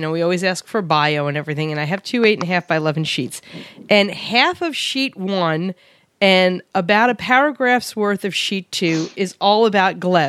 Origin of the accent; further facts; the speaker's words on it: New York, United States; now in Arizona, United States; I'm from Queens. Sometimes hung out in Brooklyn.